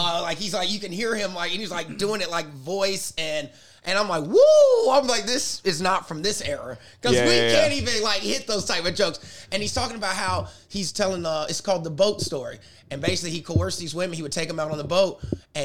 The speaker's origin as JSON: {"language": "English", "region": "South Carolina", "country": "United States", "moved": "yes", "said": "I'm from South Carolina. I just came back from home"}